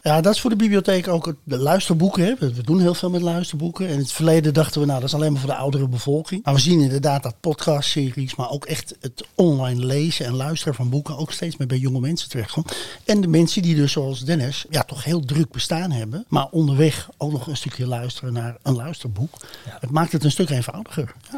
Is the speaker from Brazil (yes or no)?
no; Flanders, Belgium; ik als Vlaming